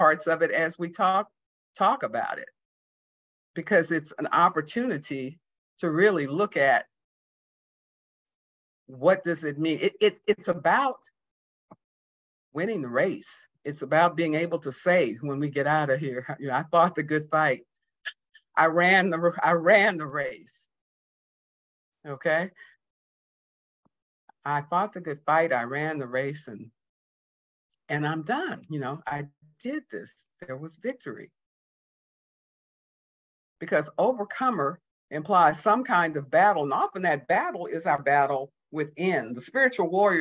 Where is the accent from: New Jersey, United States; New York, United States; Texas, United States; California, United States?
Texas, United States; Houston; also born or lived in Mississippi; I was born in 1949 in Mississippi, grew up 6 weeks later through all my childhood in Houston, Texas